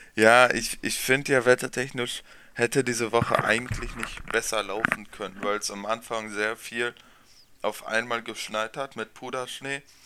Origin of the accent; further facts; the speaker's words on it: neighbouring village of Nordwalde, North Rhine-Westphalia, Germany; Ich komme aus dem Nachbarort